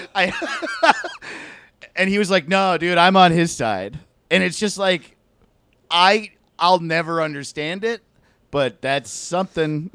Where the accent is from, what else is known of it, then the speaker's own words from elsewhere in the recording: East Coast, United States; I grew up on the East